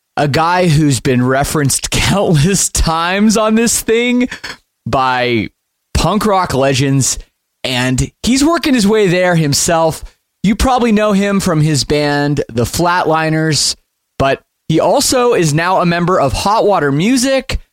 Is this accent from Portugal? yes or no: no; Oakville, Ontario, Canada; growing up a, a punk rock kid in you know the western west side of Toronto in Oakville